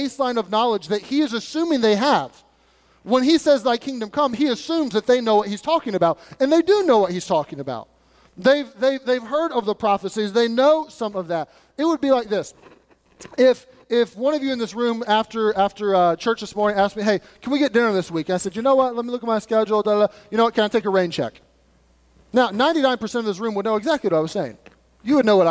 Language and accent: English; United States; We're Americans